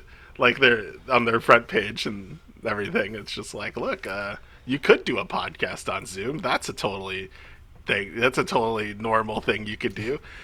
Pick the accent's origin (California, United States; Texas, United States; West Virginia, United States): California, United States; Bay Area; because I am from the Bay Area.